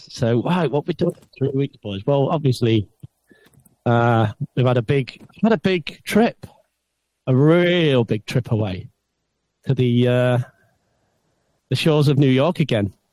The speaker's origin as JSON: {"language": "English", "region": "England", "country": "United Kingdom", "said": "we're so English, aren't we, mate?"}